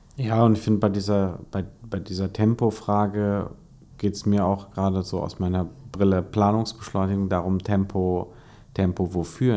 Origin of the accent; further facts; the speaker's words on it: Hesse, Germany; als Hesse